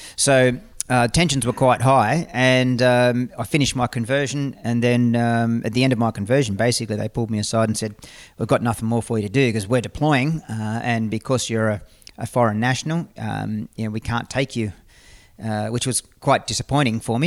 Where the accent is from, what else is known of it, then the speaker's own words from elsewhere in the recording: Australia; as an Australian citizen